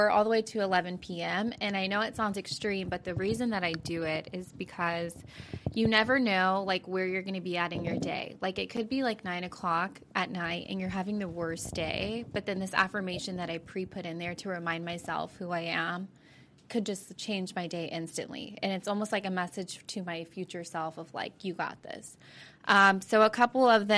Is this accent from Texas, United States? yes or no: yes; Carrollton, Texas, United States; also born or lived in Fort Worth, Texas; I'm from Carrollton, Texas